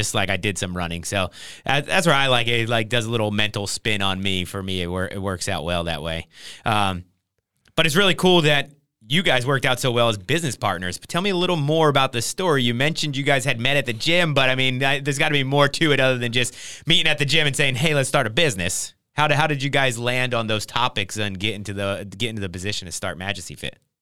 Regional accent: Trenton, New Jersey, United States; moved away; I grew up in Trenton, New Jersey

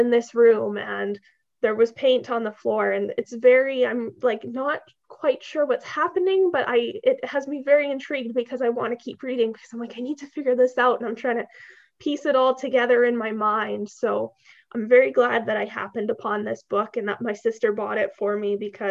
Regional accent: Canada; I'm Canadian

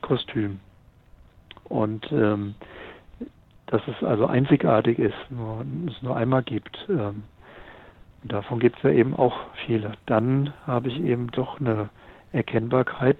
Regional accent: Mainz, Rhineland-Palatinate, Germany; ich komme ja aus Mainz, in der Fastnachtshochburg.

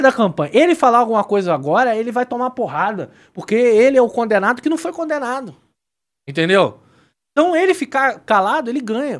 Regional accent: Brazil; sendo brasileiro

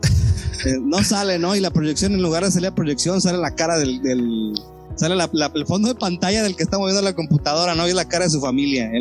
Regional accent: Mexico; nosotros como mexicanos

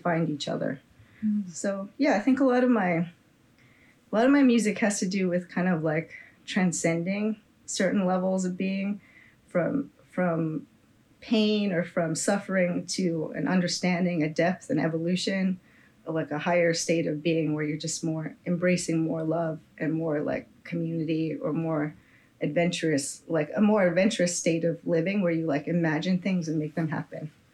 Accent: Bay Area, California, United States; I'm just from the Bay Area here

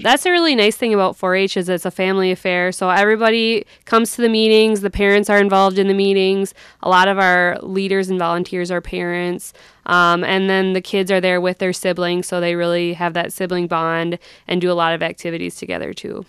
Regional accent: Sleepy Eye, Minnesota, United States; moved away as an adult; also born or lived in North Dakota; I grew up in Sleepyeye, Minnesota

